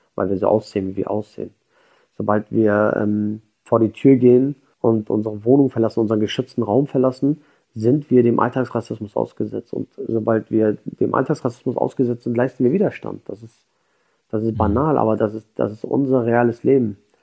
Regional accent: Schleswig-Holstein, Germany; ich komme aus Schleswig-Holstein oder aus, aus Deutschland

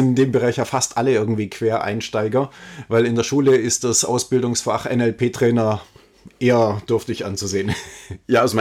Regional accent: Ulm, Baden-Württemberg, Germany; Also ich komme aus Ulm, ja, ist meine Geburtsstadt

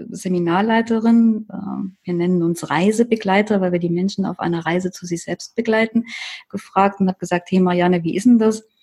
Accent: Leipzig, Saxony, Germany; Und ich komme ja aus Leipzig.

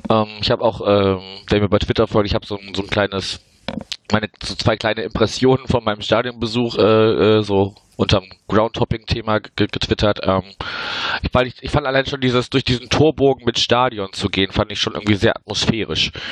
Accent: Wuppertal, North Rhine-Westphalia, Germany; ich habe ja äh, die Tage vorher schon in meiner Heimatstadt Wuppertal verbracht

